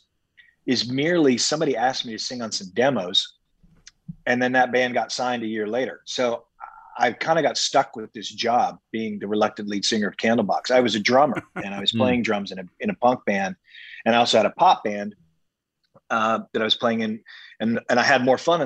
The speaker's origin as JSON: {"language": "English", "town": "San Antonio", "region": "Texas", "country": "United States", "tie": "born or raised there", "also_born_or_lived": "Seattle", "moved": "yes", "said": "I grew up in San Antonio before I moved to Seattle"}